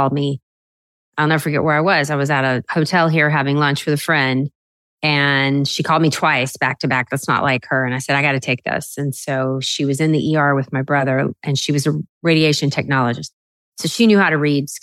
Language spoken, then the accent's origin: English; South Louisiana, United States; I grew up in South Louisiana where girls didn't become doctors